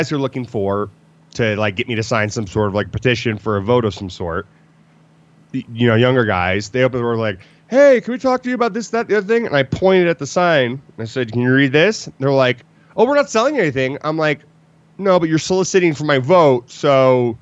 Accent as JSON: {"language": "English", "country": "Canada", "moved": "yes", "said": "I'm Canadian"}